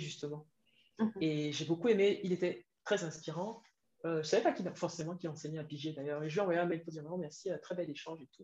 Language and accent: French; Cameroon; moved away as an adult; also born or lived in France; je rentre au Cameroun parce que j'ai une opportunité là-bas. Après, j'ai des affinités avec le pays parce que c'est mon pays d'origine